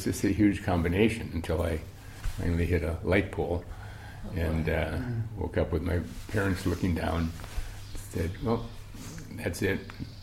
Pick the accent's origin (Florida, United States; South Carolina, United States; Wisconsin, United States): Wisconsin, United States; Milwaukee; We grew up in Milwaukee, Wisconsin, started drinking beer when I was 3.